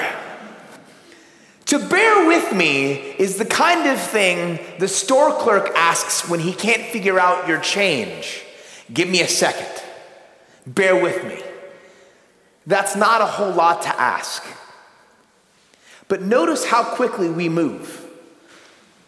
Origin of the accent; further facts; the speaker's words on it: United States; I say this as an American